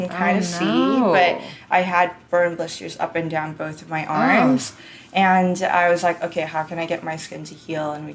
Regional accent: Orange County, California, United States; also born or lived in Seoul, South Korea / New York; now in Los Angeles, United States; I grew up in Orange County

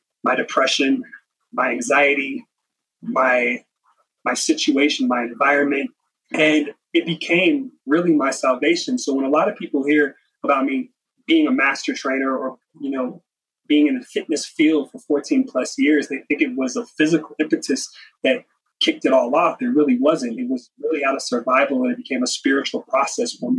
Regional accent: Las Vegas, Nevada, United States; Eastside Las Vegas to where I grew up

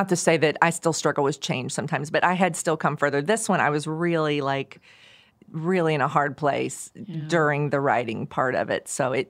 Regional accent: Oklahoma, United States; I grew up on the back roads. I grew up in the Osage County.

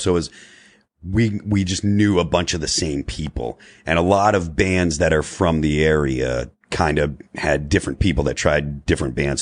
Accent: Springfield, Massachusetts, United States; we're from Western Massachusetts

